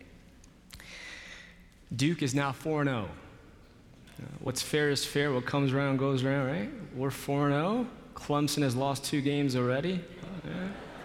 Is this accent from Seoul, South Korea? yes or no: yes; Seoul, South Korea; now in Charlotte, United States; In 1981, I was born in Seoul, South Korea, to 2 loving parents.